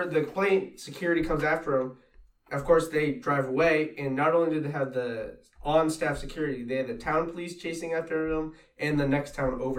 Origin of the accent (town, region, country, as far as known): New England, United States